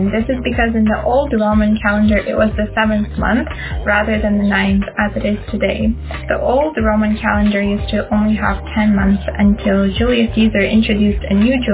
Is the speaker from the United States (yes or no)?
no; Almaty, Kazakhstan; I'm from Almaty, Kazakhstan, and I'm visiting New Zealand on the Watson Fellowship